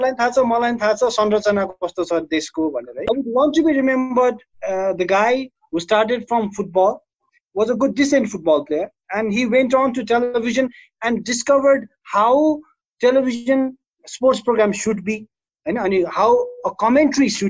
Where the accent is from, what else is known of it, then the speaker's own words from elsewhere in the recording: Nepal; I'm glad म नेपाली हुँ